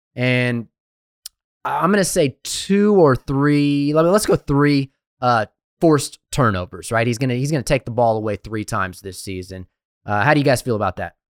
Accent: Texas, United States; I'm from Texas

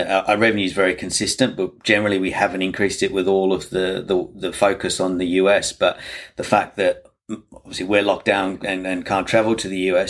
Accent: England, United Kingdom; accent: English; now in Australia; I said, no, I am English.

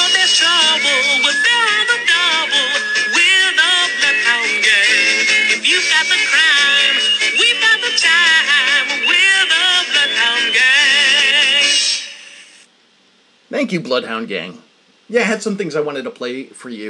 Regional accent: United States; as an American

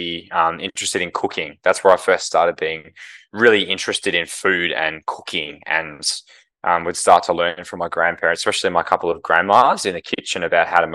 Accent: Melbourne, Victoria, Australia; moved away as an adult; now in Brisbane, Australia; I grew up in Melbourne as a St Kilda supporter

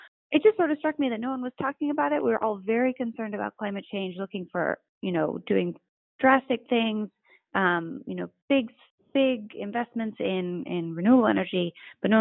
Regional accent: California, United States; I'm from California

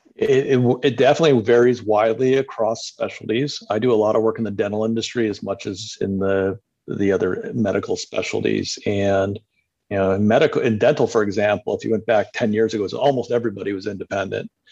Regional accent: Cleveland, Ohio, United States; now in Los Angeles, United States; I'm originally from the Midwest, but uh, Cleveland, Ohio, but lived around the country and has spent the last 20 years in Los Angeles

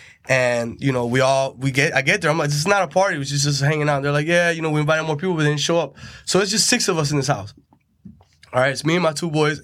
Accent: Tampa, Florida, United States; I grew up in Tampa.

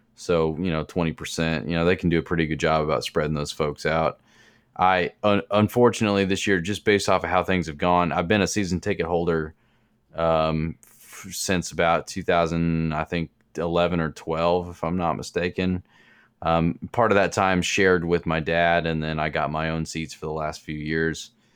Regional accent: Kansas City, Missouri, United States; I was born in Kansas City

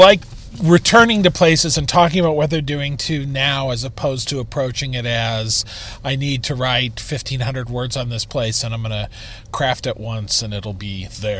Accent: Kansas, United States; now in Chicago, United States; I come from Kansas. You know, we make pies out there.

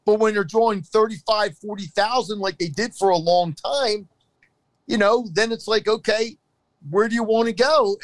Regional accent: Philadelphia, Pennsylvania, United States; as a Philadelphian

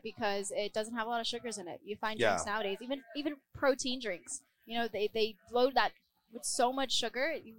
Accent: Arizona, United States; Because we're from Arizona. I'm here traveling, learning all the markets there.

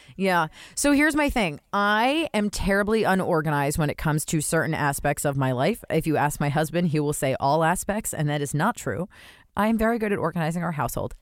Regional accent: New Jersey, United States; I grew up in Jersey

